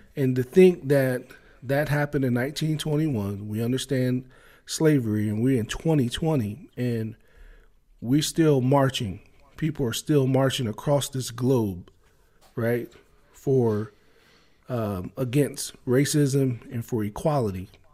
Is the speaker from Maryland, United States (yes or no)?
yes; Maryland, United States; growing up in Maryland